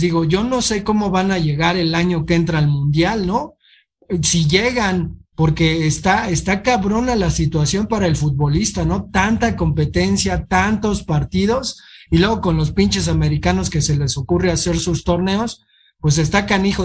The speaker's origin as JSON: {"language": "Spanish", "country": "Mexico", "said": "como mexicanos"}